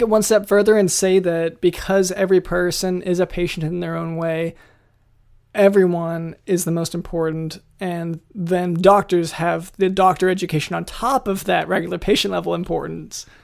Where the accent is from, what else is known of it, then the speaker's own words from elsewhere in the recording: United States; we're from the States